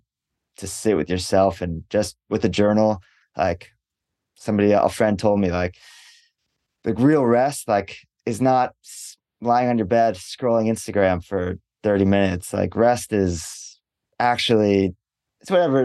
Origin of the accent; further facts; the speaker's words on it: Los Angeles, California, United States; moved away as an adult; now in Osaka, Japan; I grew up in Los Angeles